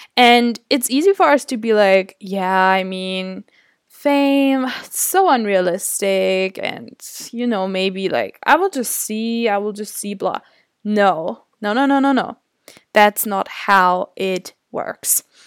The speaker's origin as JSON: {"language": "English", "country": "Germany", "tie": "born or raised there", "said": "was born and raised in Germany, in a really small town."}